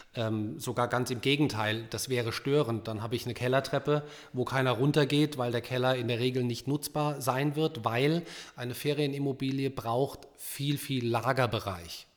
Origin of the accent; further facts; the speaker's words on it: Rhineland-Palatinate, Germany; weil ich an der schönen Mosel geboren bin